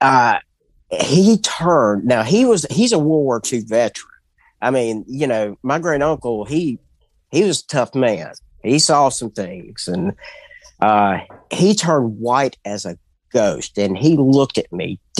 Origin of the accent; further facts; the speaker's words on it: Mobile, Alabama, United States; I'm from Mobile, Alabama